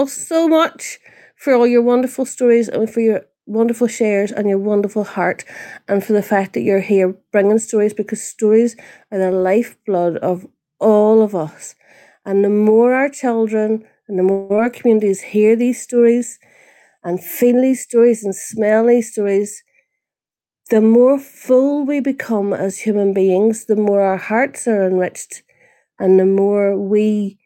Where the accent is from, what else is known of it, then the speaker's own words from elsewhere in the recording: Northern Ireland, United Kingdom; now in New Zealand; I'm originally from Northern Ireland, and I came to New Zealand